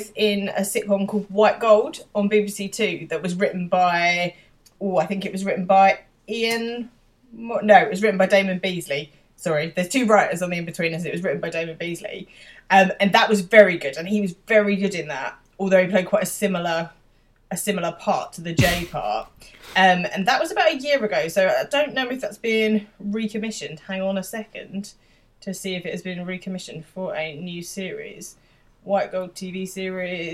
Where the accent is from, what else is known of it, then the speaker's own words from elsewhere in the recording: London, United Kingdom; I'm in London.